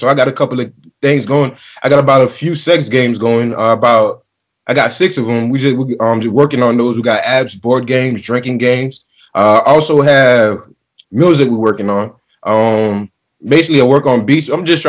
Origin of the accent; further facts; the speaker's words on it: Bronx, New York, United States; So you know, I'm from Bronx, so I like all of Miami teams.